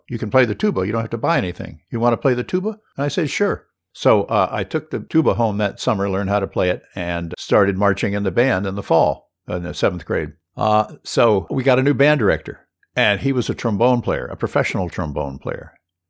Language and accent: English; Honolulu, Hawaii, United States; born there; I was born in 1947 in Honolulu at Kapi'olani Hospital, same hospital that Obama was born in.